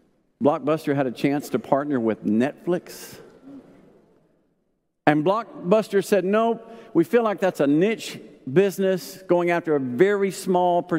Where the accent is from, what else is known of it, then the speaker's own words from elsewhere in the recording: Arkansas, United States; I grew up in Arkansas